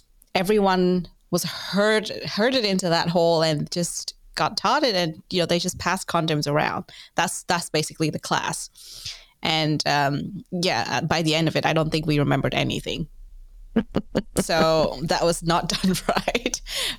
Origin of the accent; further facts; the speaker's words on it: Vietnam; but I'm originally from Vietnam, a country where we don't talk about sex education nearly enough.